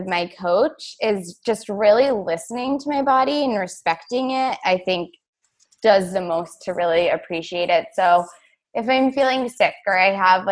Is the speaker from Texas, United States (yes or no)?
no; New York, United States; moved away; I'm from New York, not the city